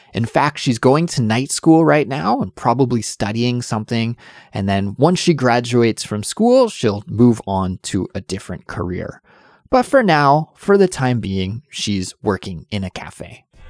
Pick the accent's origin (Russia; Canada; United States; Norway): Canada; now in South Korea; Since I'm Canadian, I need a visa to live in Korea